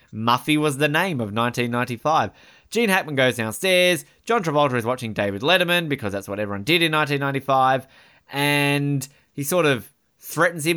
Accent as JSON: {"language": "English", "town": "Hobart", "region": "Tasmania", "country": "Australia", "also_born_or_lived": "Queensland", "said": "I'm from Hobart"}